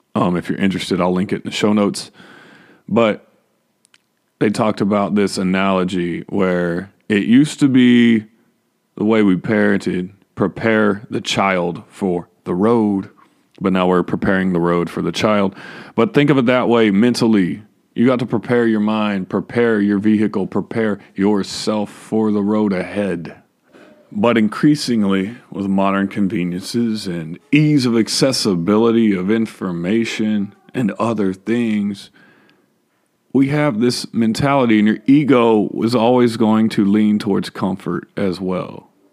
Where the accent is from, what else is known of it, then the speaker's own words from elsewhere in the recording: Texas, United States; I was born and raised in Texas.